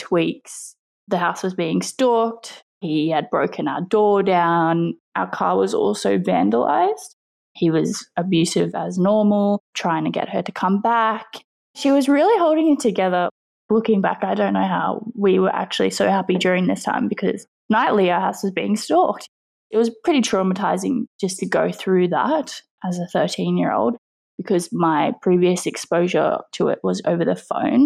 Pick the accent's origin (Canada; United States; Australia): Australia; I am 24 years old and I am from Australia